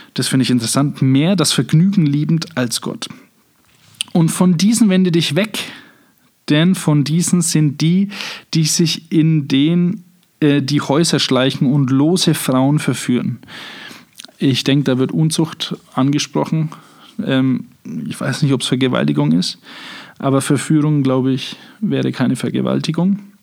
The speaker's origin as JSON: {"language": "German", "area": "Franconia", "region": "Bavaria", "country": "Germany", "said": "ich bin auch ein Franke"}